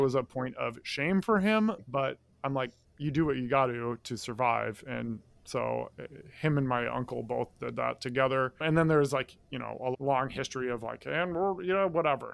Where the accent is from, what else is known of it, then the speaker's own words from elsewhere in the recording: Midwest, United States; moved away as an adult; I'm from the Midwest. All my family's in the Midwest